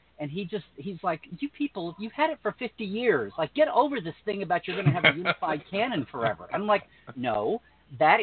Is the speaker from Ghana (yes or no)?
no; United States; I grew up in America, so I know Superman and know Batman